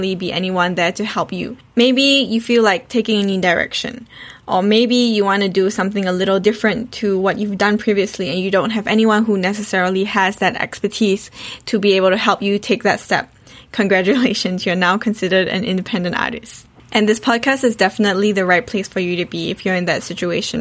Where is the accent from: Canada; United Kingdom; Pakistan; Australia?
Australia; Perth, Western Australia; also born or lived in Singapore; I was born in Singapore but brought up in Australia